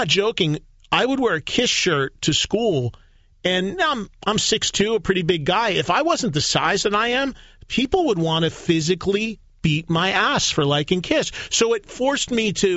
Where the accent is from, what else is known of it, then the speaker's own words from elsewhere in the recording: Madison, New Jersey, United States; My hometown in New Jersey, Madison, New Jersey, has three colleges in it.